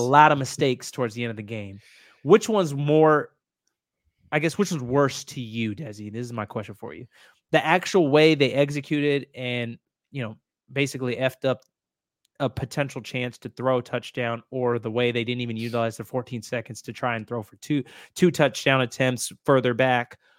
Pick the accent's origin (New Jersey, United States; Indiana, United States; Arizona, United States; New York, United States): Indiana, United States; I grew up, so I grew up in Indiana